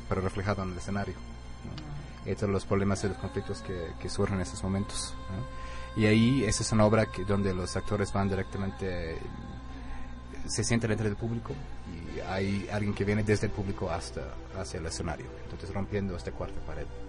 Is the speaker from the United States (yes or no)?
yes; United States; Spanish is a second language; moved away as an adult; also born or lived in Italy; now in Oaxaca, Mexico; nací en Estados Unidos